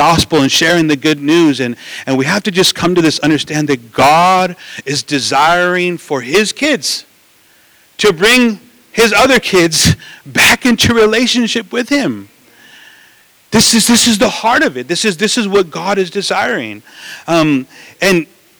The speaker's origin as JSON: {"language": "English", "town": "Los Angeles", "region": "California", "country": "United States", "tie": "born or raised there", "said": "we grew up in East"}